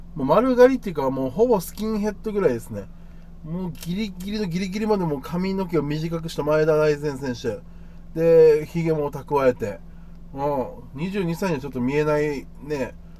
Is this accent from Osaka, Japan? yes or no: no; Okinawa, Japan; 僕はもう正直沖縄出身なんですからね、沖縄に住んでますから